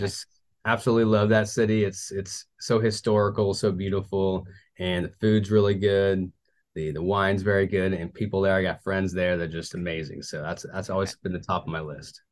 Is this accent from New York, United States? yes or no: no; Tulsa, Oklahoma, United States; moved away as an adult; in Tulsa, Oklahoma, that's my hometown.